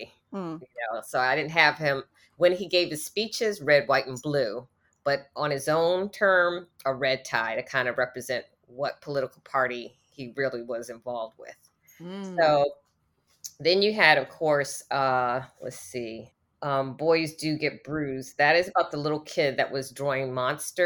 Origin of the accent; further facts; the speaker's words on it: East Coast, United States; also born or lived in Washington, D.C.; I used to live in Washington, D.C. I'm from the East Coast